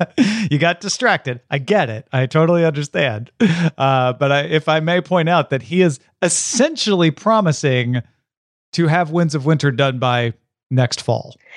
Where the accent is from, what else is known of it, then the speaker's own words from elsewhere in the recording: Tom Merritt, Illinois, United States; moved away; I grew up near Saint Louis, Missouri, like forty-five miles from Saint Louis.